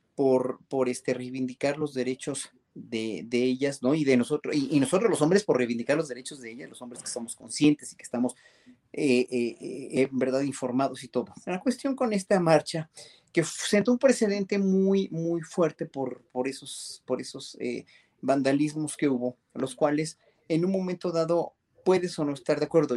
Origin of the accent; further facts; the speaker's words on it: Mexico; como mexicanos